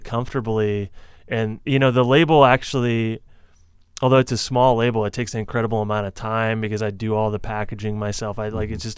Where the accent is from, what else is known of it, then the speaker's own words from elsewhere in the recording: Muscatine, Iowa, United States; now in Minneapolis, United States; I'm really close with a lot of my family in my hometown, Muscatine, Iowa